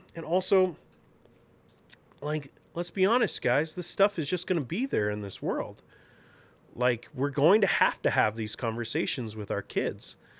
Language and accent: English; Seattle, Washington, United States; we want our Sonics back, um, because we're both from Seattle